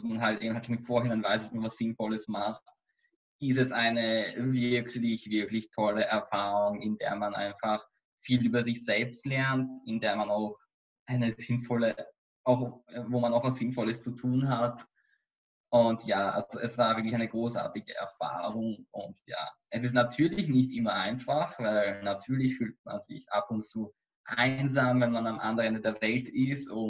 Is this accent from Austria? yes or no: yes; Austria; warum ich als Österreicher überhaupt in einem jüdischen Holocaust-Museum arbeite.